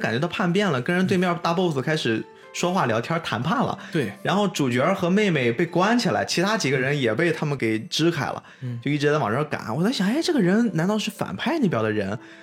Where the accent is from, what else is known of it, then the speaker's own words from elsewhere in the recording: China; 特别作为一个中国人